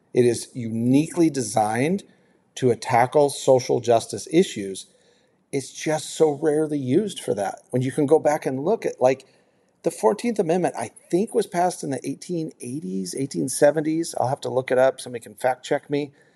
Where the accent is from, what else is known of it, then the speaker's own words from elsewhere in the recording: United States; I'm very proud to be an American or, or you know a U.S. citizen. I'm proud to be from here